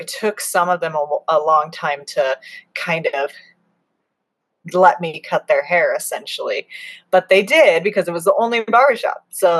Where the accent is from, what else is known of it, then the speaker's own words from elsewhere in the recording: Arizona, United States; also born or lived in Kentucky / Colorado; Like I grew up in Arizona. We lived in Kentucky for a minute. We lived in Colorado for like